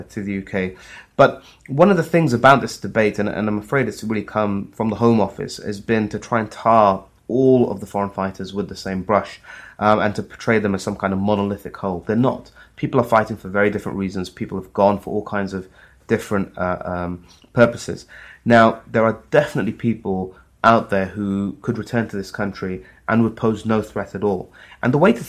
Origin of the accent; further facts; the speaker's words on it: Saudi Arabia; moved away; I'm a Muslim myself. I grew up in Saudi Arabia.